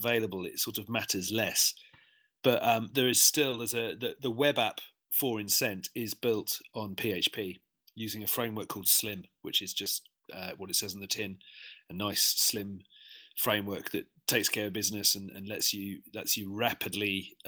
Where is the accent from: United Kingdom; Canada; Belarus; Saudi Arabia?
United Kingdom; London; moved away as an adult; now in Sydney, Australia; I'm originally from London and I've been in Sydney for quite a long time.